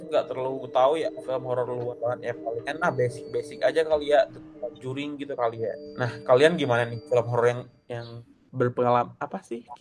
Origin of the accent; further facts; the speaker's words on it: Aceh, Indonesia; bentar aku dari Aceh ya. Kayak dari Aceh enggak ada kayak yang basic aja sih